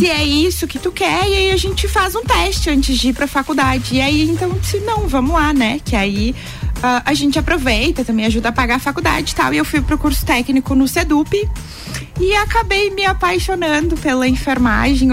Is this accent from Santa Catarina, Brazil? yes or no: yes; Lages, Santa Catarina, Brazil; eu sou natural de Lages